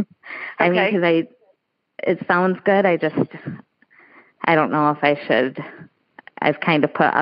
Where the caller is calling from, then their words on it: Midland, Michigan, United States; I'm calling from Midland, Michigan.